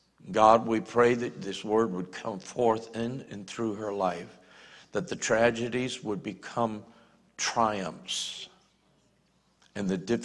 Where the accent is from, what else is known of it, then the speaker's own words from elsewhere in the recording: Northeast, United States; I was raised in the Northeast much of my childhood, even though I was military and moved all over the country.